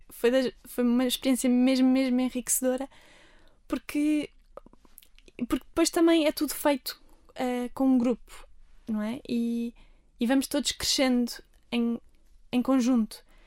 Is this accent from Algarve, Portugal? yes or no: yes; Armação de Pêra, Algarve, Portugal; moved away as an adult; now in Lisbon, Portugal; Eu nasci aqui em Lisboa, mas depois, logo no meu primeiro ano de vida, fui para o Algarve, para a Armação, onde também tive sempre a minha família, os meus avós